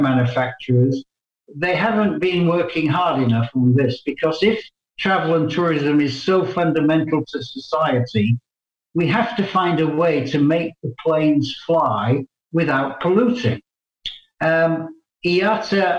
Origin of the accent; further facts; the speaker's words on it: England, United Kingdom; also born or lived in Canada; now in Brussels, Belgium; I'm an Englishman by birth